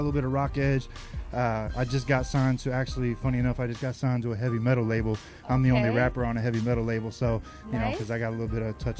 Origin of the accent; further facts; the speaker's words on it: Dayton, Ohio, United States; born there; also born or lived in California; I was born in Ohio, Dayton, Ohio, but, you know, military family.